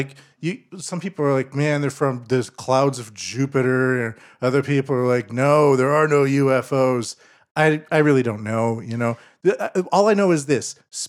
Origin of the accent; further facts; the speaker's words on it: Canada; now in Japan; I'm Canadian living in Japan.